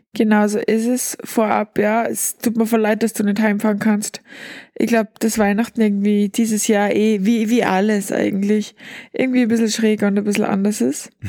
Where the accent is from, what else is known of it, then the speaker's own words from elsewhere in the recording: Austria; bei uns in Österreich